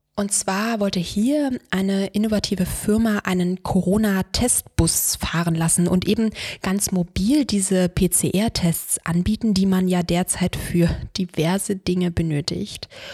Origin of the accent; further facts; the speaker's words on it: Brandenburg an der Havel, Brandenburg, Germany; moved away as an adult; also born or lived in Freiburg im Breisgau / Istanbul / Switzerland; now in Berlin, Germany; Ich komme aus Brandenburg an der Havel, einer mittlerweile übrigens sehr hübschen kleinen Wasserstadt vor Berlin.